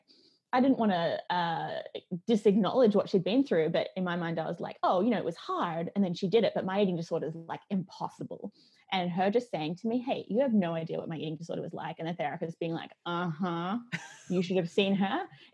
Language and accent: English; Australia; moved away; I grew up in Australia